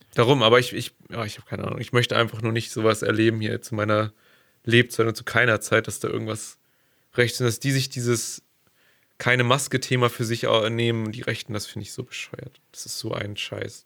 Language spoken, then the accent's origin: German; Germany; gerade als Deutscher, gerade hier bei uns